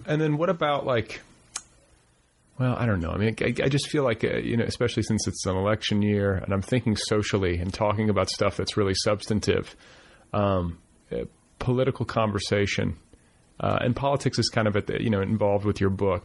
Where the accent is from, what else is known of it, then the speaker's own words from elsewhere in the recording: Wisconsin, United States; also born or lived in Indiana / Milwaukee; I split my childhood between Wisconsin and Indiana